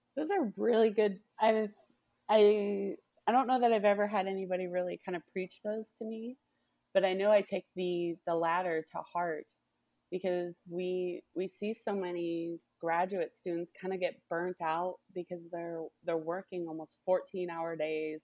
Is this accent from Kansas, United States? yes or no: no; Winnebago, Illinois, United States; moved away as an adult; also born or lived in Decatur, Illinois; now in Mississippi, United States; I'm originally from Winnebago, Illinois. Very small farming community, um, in, right on the Wisconsin, Illinois border. Um, and I went to high school there and grew up there most of my life